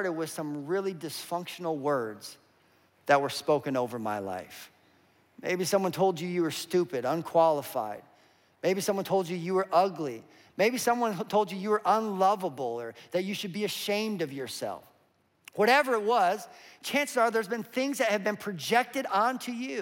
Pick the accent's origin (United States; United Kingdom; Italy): United States; Western Slope, Colorado; I grew up in Colorado on the western slope